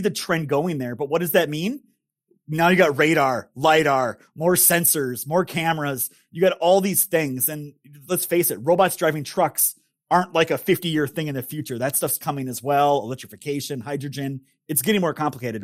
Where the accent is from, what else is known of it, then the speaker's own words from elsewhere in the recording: northern Minnesota, United States; my great grandfather started a business in northern Minnesota, which is where I grew up